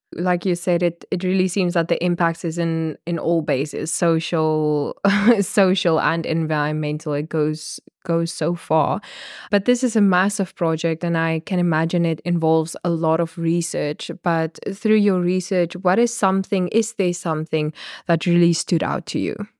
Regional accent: Namibia; I'm a journalist from Namibia

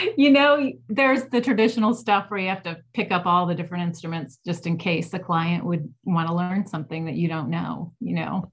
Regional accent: Cleveland, Ohio, United States; I grew up in Ohio

